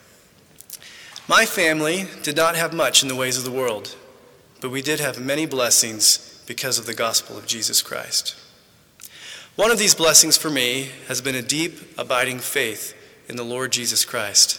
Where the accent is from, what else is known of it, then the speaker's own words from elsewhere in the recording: Midland, Texas, United States; moved away; also born or lived in Santa Ana, California; I was born in Santa Ana, California, but many of my growing up years were spent about 12 miles outside Midland, Texas